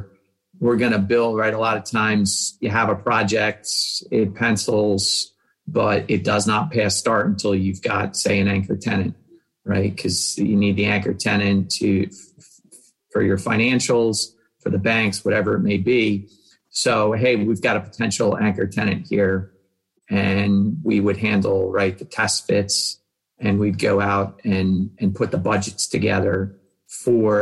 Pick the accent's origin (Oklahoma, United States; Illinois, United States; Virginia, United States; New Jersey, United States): New Jersey, United States; also born or lived in Philadelphia; I grew up in New Jersey, went to school in Philadelphia